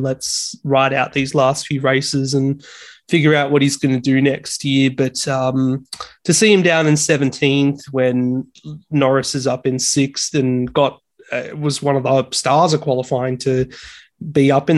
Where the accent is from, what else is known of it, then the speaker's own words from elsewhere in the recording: Australia; I'm Aussie.